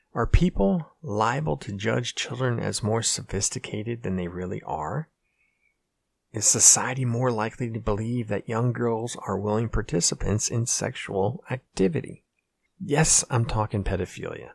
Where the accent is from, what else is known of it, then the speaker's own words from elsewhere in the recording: Pennsylvania, United States; we grew up in this small, same small, know nothing town in Pennsylvania